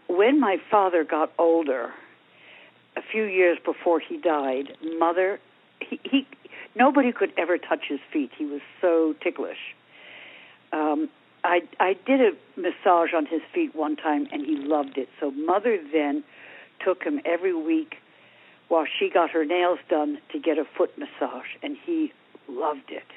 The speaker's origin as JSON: {"language": "English", "area": "Long Island", "region": "New York", "country": "United States", "tie": "born or raised there", "moved": "yes", "lives_now": "Ojai, United States", "said": "in my days growing up on Long Island"}